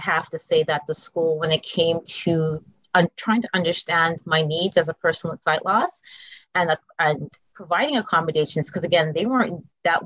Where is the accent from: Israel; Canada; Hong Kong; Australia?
Canada; Montreal, Quebec; moved away; also born or lived in New York City; I was blessed with my mother and my aunt growing up in Montreal